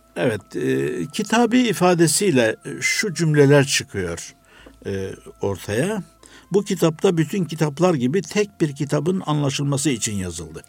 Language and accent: Turkish; Antalya, Turkey; moved away; also born or lived in Istanbul; Antalya doğumluyum.